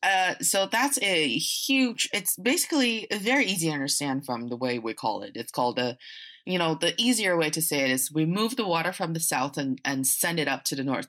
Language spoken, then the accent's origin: English; Northeast China, China; now in Beijing, China; I am from the northeast part of China, and I'm speaking to you from Beijing